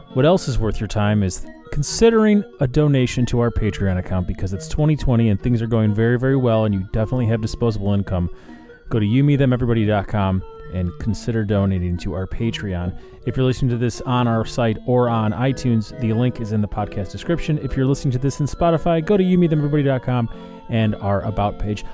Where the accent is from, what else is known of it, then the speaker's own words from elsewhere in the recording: Chicago, Illinois, United States; I'm from Chicago